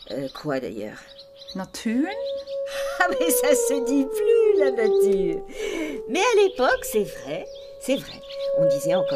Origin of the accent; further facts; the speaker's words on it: Montrouge, Île-de-France, France; j'ai grandi à Montrouge, mon père était couvreur et ma petite maman sage-femme.